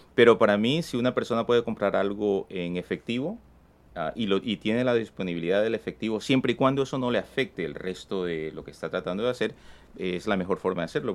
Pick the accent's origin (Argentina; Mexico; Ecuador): Ecuador; now in United States; mucha familia todavía que vive en mi país, eh, de donde que yo soy en Ecuador